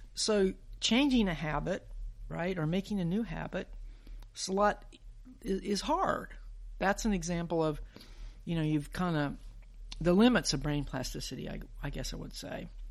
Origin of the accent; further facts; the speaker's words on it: Huntsville, Alabama, United States; I grew up in Huntsville